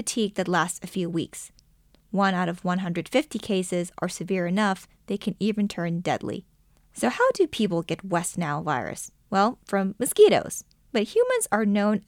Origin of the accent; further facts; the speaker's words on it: Thailand; now in United States; growing up in Thailand.